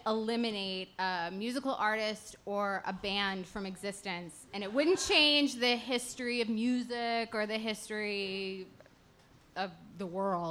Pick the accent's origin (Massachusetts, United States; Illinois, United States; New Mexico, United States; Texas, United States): Texas, United States; Dallas; where I grew up in Dallas.